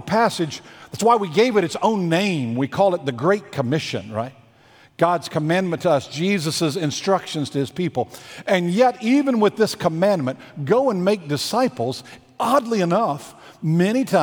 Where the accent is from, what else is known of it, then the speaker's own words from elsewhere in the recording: Virginia, United States; I grew up in Virginia about a mile and a half from a place on the Blue Ridge Parkway